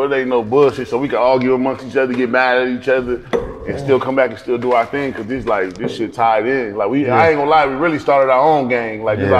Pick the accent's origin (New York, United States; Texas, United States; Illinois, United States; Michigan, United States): New York, United States; Rochester; moved away as an adult; now in Atlanta, United States; we from Rochester, New York.